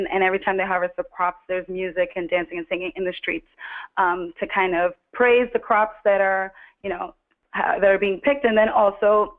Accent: Trinidad & Tobago; moved away; also born or lived in New Jersey, United States; I was born in Trinidad and grew up partly in Trinidad and grew up partly in New Jersey

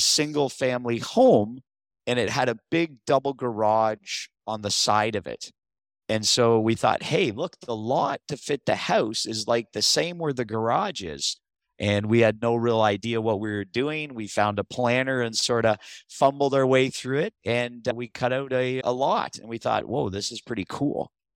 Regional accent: Niagara region, Ontario, Canada; also born or lived in St. Catharines, Ontario; I'm from the Niagara region. I live in Thorold now. I previously lived in Saint Catharines.

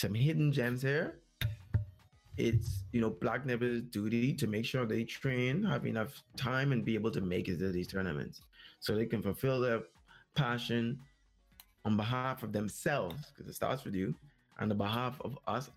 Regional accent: Bahamas

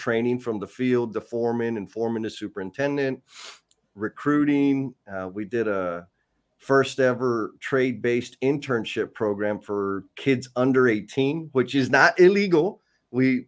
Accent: San Antonio, Texas, United States; Native San Antonian, born and raised on the South Side. I have no plans on leaving the South Side of San Antonio.

